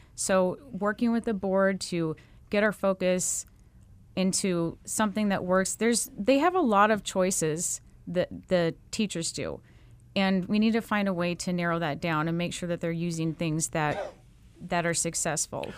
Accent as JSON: {"language": "English", "town": "Mesa", "region": "Arizona", "country": "United States", "tie": "born or raised there", "said": "Mesa is my hometown. I'm, I'm from Mesa. I came out of the Mesa public school system, graduated from Mesa High"}